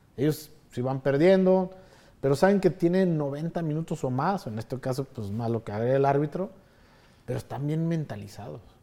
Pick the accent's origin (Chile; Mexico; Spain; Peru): Mexico; also born or lived in Chicago; somos los mexicanos